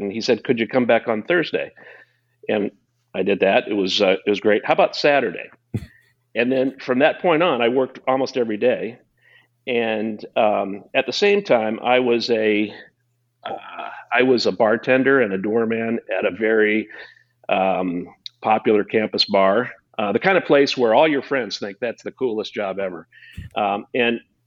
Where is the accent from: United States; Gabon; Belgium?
United States; Quincy, Illinois; I was born and raised in Quincy, Illinois